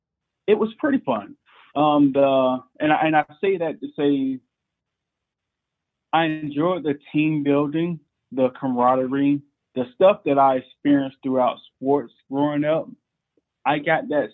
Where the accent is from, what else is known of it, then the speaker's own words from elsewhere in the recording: Columbia, South Carolina, United States; moved away as an adult; now in Anderson, United States; I grew up in Columbia, South Carolina